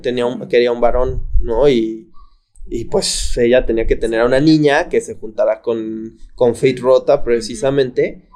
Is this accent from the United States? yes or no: no; Mexico; en mi país